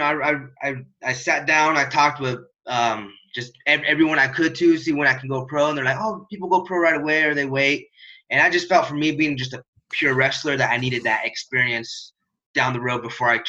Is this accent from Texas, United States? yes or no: no; Gering, Nebraska, United States; Gearing, Nebraska. It's a small town right here in the Panhandle.